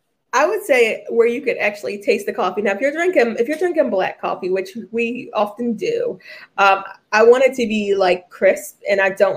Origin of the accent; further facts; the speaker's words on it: Philadelphia, Pennsylvania, United States; we're both from Philly.